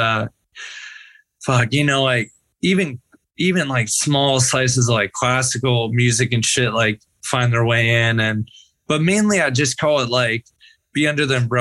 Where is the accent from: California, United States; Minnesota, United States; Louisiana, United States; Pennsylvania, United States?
California, United States; Bay Area; growing up in the Bay Area